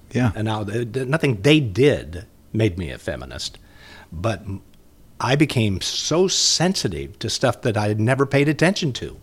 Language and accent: English; Muncie, Indiana, United States; moved away; also born or lived in Minnesota; I'm from Indiana